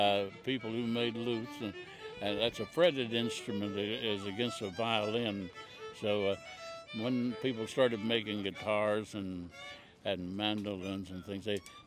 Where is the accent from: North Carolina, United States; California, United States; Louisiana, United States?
North Carolina, United States; Wilkes County; Wilkes County, North Carolina, where I'm from.